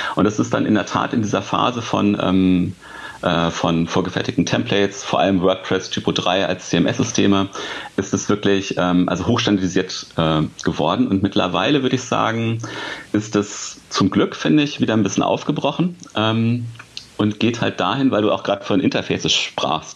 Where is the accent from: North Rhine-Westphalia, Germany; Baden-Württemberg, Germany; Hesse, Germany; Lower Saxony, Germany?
Lower Saxony, Germany; near Hanover; now in Hanover, Germany; ich sitze in Hannover, also quasi ähm, fast in meinem Geburtsort oder da, wo ich halt aufgewachsen bin